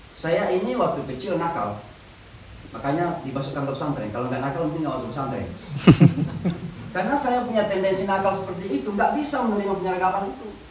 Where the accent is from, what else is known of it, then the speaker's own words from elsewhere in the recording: Indonesia; moved away as an adult; also born or lived in Pakistan / Saudi Arabia; now in New York, United States; saya memang sudah meninggalkan Indonesia ini sejak umur 18 tahun. Jadi sejak tamat di pesantren, saya kuliah di Pakistan 7 tahun, mengajar di Saudi 2 tahun